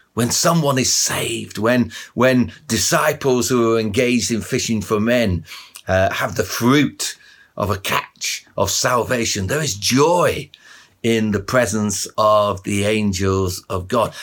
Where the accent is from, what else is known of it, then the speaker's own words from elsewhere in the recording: Barnsley, Yorkshire and the Humber, United Kingdom; when I was a kid, I grew up in Barnsley, just up the road from where most of you probably live in Sheffield